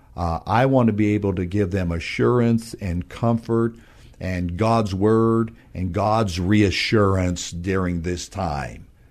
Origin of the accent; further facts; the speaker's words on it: northern New Mexico, United States; moved away as an adult; now in San Antonio, United States; my wife and I are from New Mexico, a small, small town in, uh, northern New Mexico, west of Albuquerque.